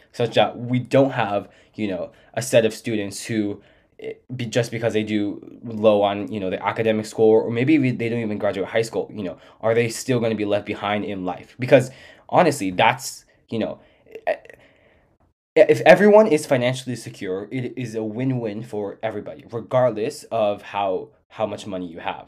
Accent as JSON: {"language": "English", "town": "San Diego", "region": "California", "country": "United States", "tie": "born or raised there", "said": "what the world is like outside of, uh, my hometown"}